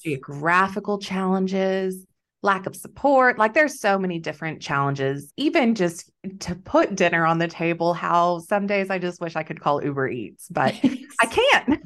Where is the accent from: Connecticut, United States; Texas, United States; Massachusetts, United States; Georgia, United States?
Texas, United States; moved away as an adult; also born or lived in Wheat Belt, Western Australia; now in Western Australia, Australia; I'm originally from Texas